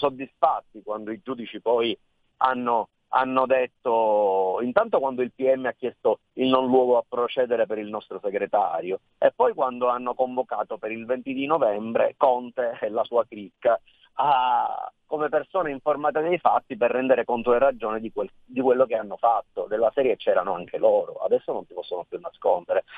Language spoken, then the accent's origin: Italian; Sicily, Italy; io sono nato e cresciuto in Sicilia